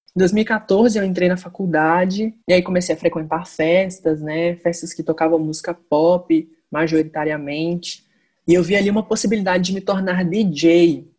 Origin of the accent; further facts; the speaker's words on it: Minas Gerais, Brazil; also born or lived in Ipatinga / Viçosa; sou de Minas Gerais, transito aí entre duas cidades, Ipatinga e Viçosa